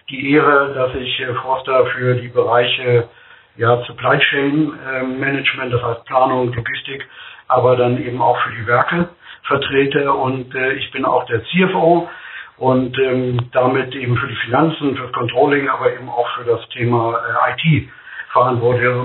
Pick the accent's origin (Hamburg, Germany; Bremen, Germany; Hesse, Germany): Bremen, Germany; Bremerhaven; born there; wir sehen ganz viel Himmel in Bremerhaven, wir haben ganz viel Weitblick. Und äh, ich finde es klasse im Norden.